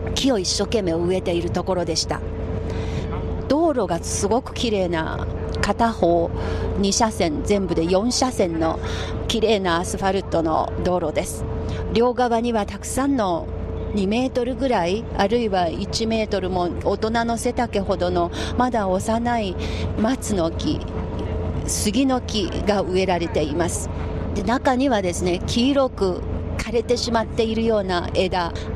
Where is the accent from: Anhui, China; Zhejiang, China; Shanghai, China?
Anhui, China; Japanese is a second language; moved away; 私のふるさとの安徽省の村